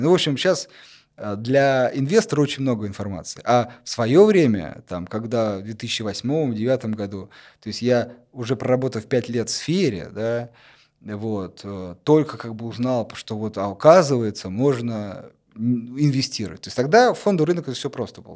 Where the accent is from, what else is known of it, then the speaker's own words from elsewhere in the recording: Kursk, Kursk Oblast, Russia; в моем в Курске в родном городе